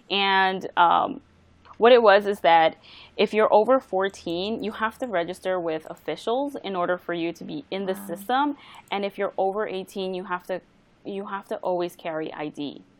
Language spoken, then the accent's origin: English; Bahamas; now in United States; I was from Bahamas, so technically I'm from there. It's only my parents who are of Latino descent, you know, and I have now their facial features.